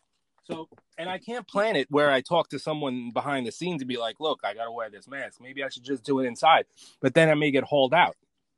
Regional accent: New York City, New York, United States; I may be from Brooklyn

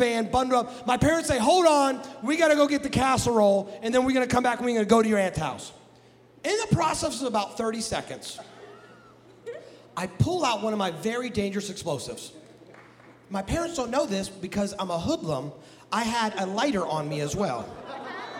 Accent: Midwest, United States; I'm from the Midwest

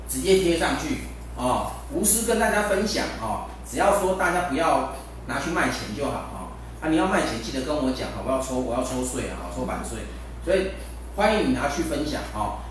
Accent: Taiwan; 我们中国人，我们台湾人

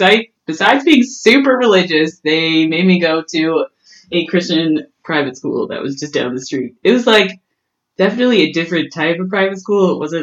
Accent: Winnipeg, Manitoba, Canada; Like, I really like to hang out with people, and I think that's really what the North End is.

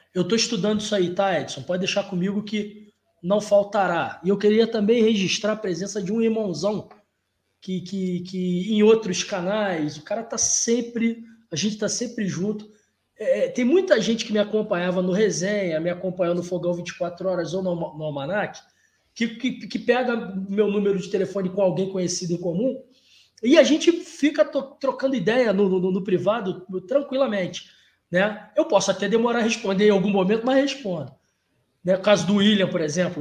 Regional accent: Rio de Janeiro, Brazil; eu sou carioca, né, cara? Eu, eu ah. nasci numa maternidade em Cascadura. Fui criado ali entre Oswaldo Cruz e Jacarepaguá

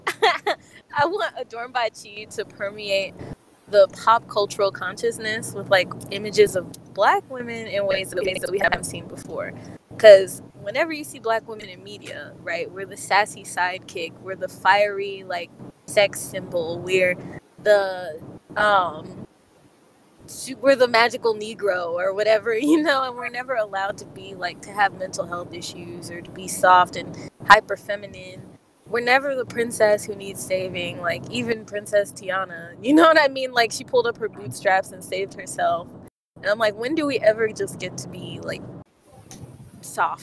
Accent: Nigeria; I'm Nigerian, I'm Igbo

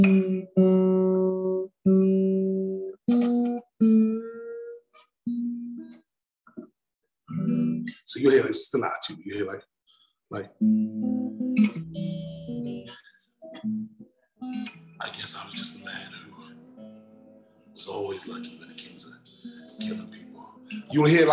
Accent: London, United Kingdom; growing up in London

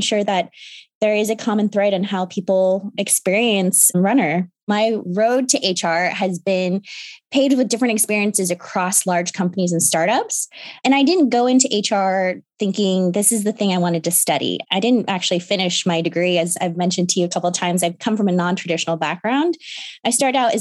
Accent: Seattle, Washington, United States; also born or lived in Chicago, Illinois; I grew up in Seattle

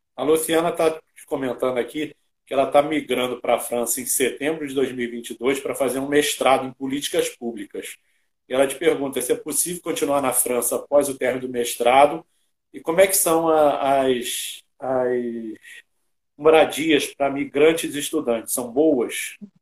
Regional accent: Brazil; Eu sou brasileiro que come arroz, feijão e batata

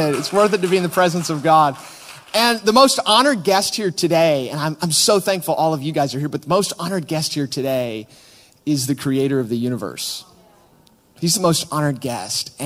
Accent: United States; now in Manchester, United Kingdom; we are from America.

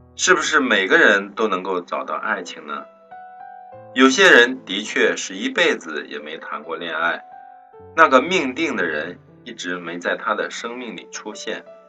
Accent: China; 明天是七夕，是我们中国人的情人节

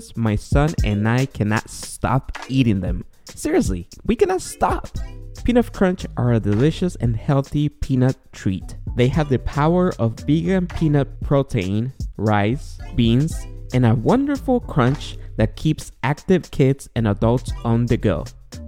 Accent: Guatemala; moved away; I'm from Guatemala

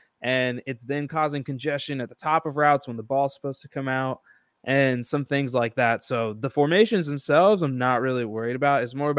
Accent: Texas, United States; I'm from Texas, too.

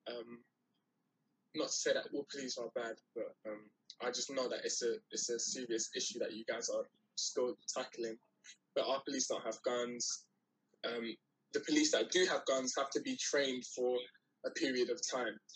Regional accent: London, United Kingdom; I'm from London. I don't know how it works out there.

